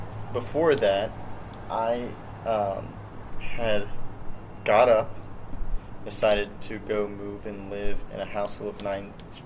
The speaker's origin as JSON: {"language": "English", "town": "Mechanicsville", "region": "Virginia", "country": "United States", "said": "I am originally from Mechanicsville, Virginia."}